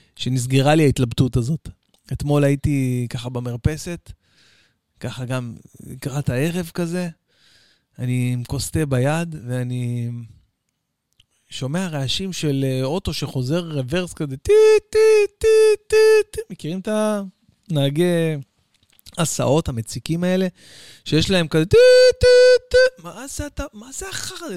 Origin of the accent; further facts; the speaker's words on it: Israel; אצלנו בישראל